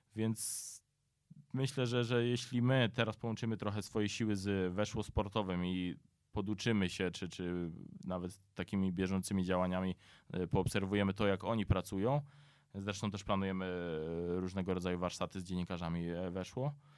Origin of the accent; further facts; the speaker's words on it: near Dębica, Subcarpathian Voivodeship, Poland; ja jestem z e, pod Dębicy, dokładnie ze Starszęcina